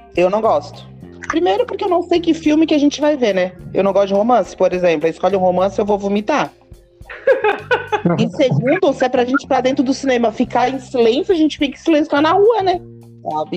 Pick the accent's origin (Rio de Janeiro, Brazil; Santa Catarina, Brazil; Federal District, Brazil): Santa Catarina, Brazil; Criciúma; sou de Criciúma